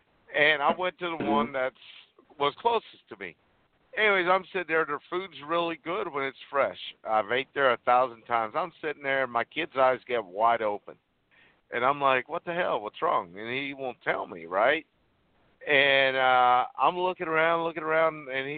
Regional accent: Huntingburg, Indiana, United States; also born or lived in Puerto Rico; I was born in Puerto Rico. I moved at the age of 9 to a little town called Huntingburg, Indiana. It's in southern Indiana. My family was the first minorities in that entire county. You know, we were the first Hispanics, first people of color.

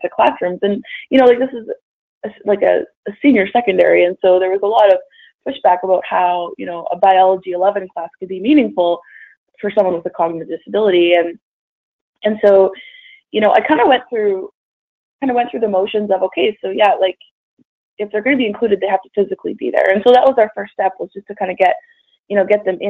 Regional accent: Edmonton, Alberta, Canada; I am originally from Edmonton, Alberta, up north in Canada. And I grew up there

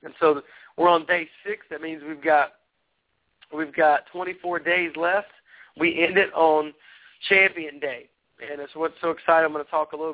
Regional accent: Tennessee, United States; I'm a redneck from Tennessee

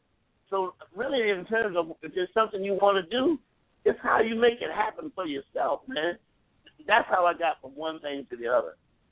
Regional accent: Columbia, South Carolina, United States; moved away as an adult; now in Atlanta, United States; So I moved to Atlanta from Columbia, South Carolina, and I get ready to go to school.

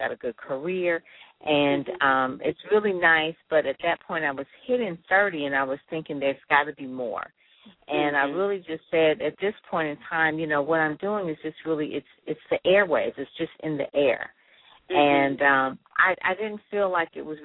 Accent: Detroit, Michigan, United States; I'm from Detroit, went to Detroit Public Schools and, you know, went to Cass Tech, went to Wayne State

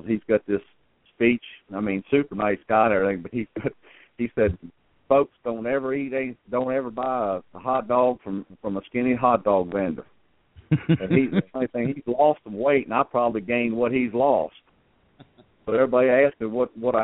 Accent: Maryland, United States; now in Sumner County, Tennessee, United States; I'm originally from Maryland

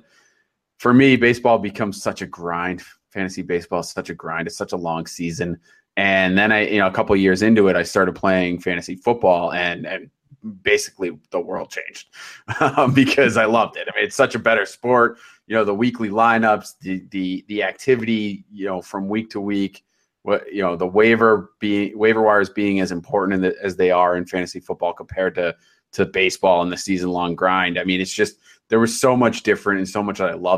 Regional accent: Boston, Massachusetts, United States; I'm from the Boston area

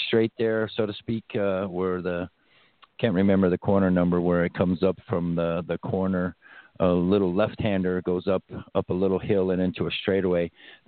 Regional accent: Detroit, Michigan, United States; I'm originally from Detroit, so I buy into that 100%.

